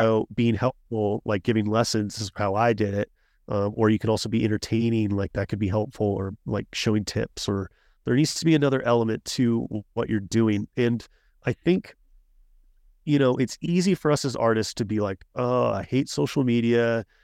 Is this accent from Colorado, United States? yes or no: yes; Colorado, United States; I grew up in Colorado